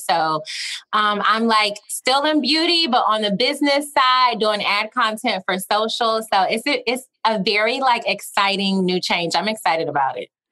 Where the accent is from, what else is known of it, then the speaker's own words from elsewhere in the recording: Augusta, Georgia, United States; accent: twang; moved away; I'm from Augusta, which is like a smaller town